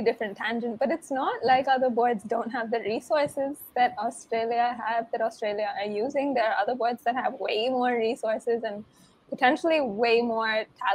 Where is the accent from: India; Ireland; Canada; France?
India; we're Indian